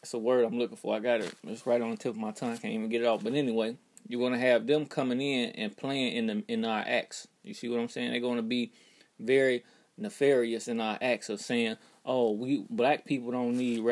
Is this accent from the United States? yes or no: yes; United States; we black Americans